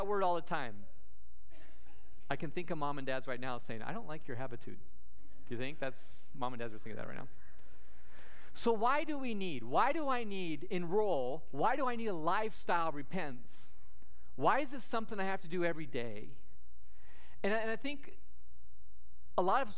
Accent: Sidney, Nebraska, United States; my hometown of Sydney, Nebraska

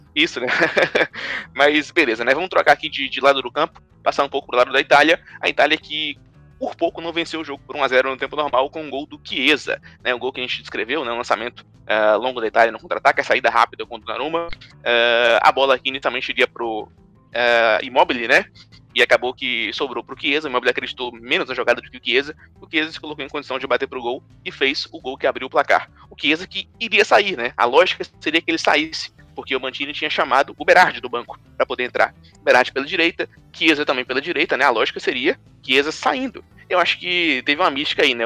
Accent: Brazil; a gente pensar assim como brasileiro

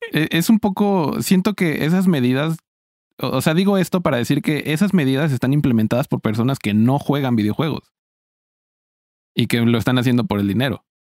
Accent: Mexico; siendo un mexicano

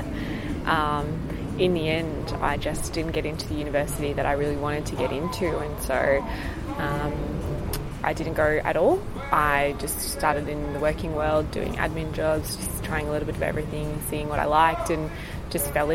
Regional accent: Sunshine Coast, Queensland, Australia; also born or lived in United Kingdom; now in Brisbane, Australia; I grew up on the Sunshine Coast, so okay. My family settled there when they moved here. Most of my early life was there, and I didn't move to Brisbane until I was about 14 years old.

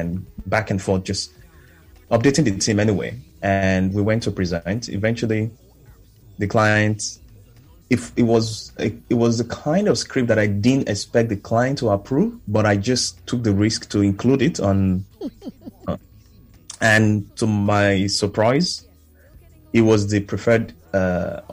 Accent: Nigeria; being Nigerian

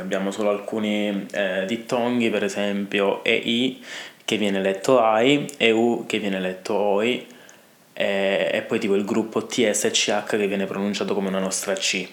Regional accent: Italy

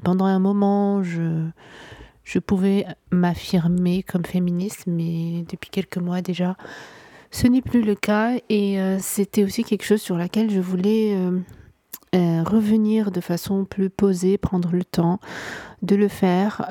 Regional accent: Morocco; also born or lived in Vietnam; je suis marocaine, je vis en ce moment au Maroc. je suis née ici, j'ai grandi ici

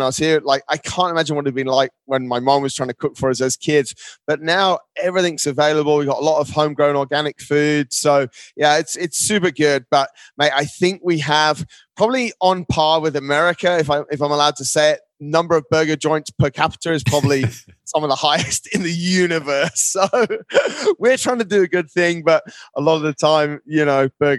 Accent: Dubai, United Arab Emirates; Mate, to be honest, it's almost like shatters the dream, because when I came here when I was four, there was nothing.

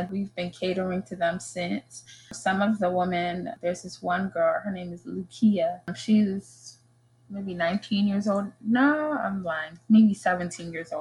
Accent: Uganda; We're from Uganda

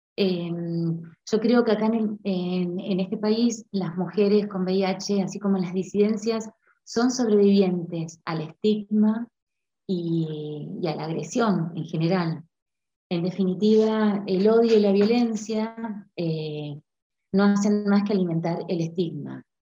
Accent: Argentina; also born or lived in Puerto Madryn, Chubut; soy argentina, vivo en la Patagonia, en Puerto Madryn

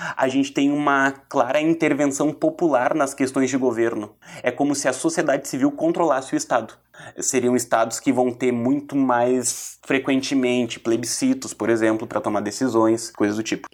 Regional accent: Brazil; Eu sou da nação brasileira porque eu tenho uma identidade enquanto brasileiro, a minha cultura é brasileira

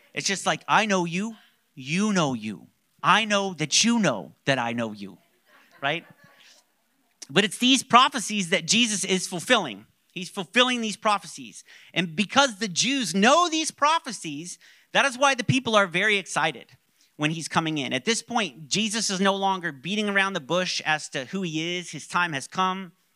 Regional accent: Orlando, Florida, United States; I grew up in Orlando

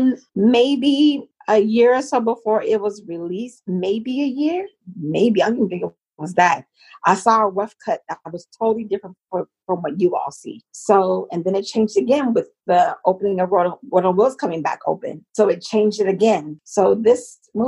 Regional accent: Los Angeles, California, United States; I'm from Los Angeles

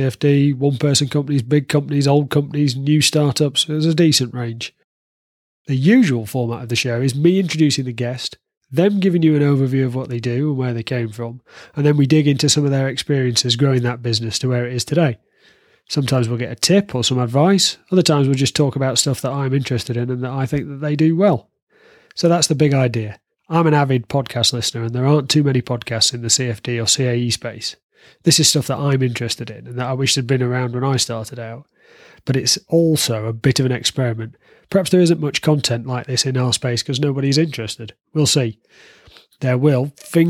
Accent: the north of England, United Kingdom; now in South West England, United Kingdom; I'm not Australian. I'm originally from the north of England, and now I live in the southwest of England

